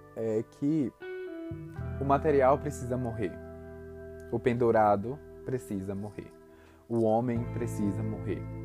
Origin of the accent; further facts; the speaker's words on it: Salvador, Bahia, Brazil; eu sou de Salvador, Bahia